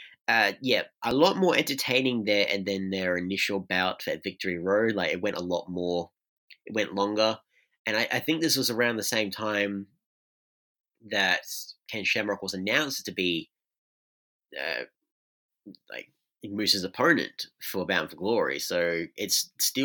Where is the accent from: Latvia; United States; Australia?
Australia; I'm Australian